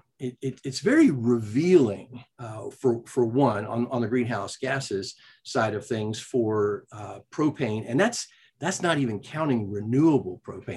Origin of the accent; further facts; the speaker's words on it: South Carolina, United States; my home state, South Carolina